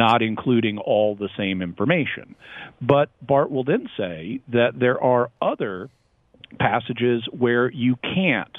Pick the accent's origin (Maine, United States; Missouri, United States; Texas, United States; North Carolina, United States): Texas, United States; I am from Texas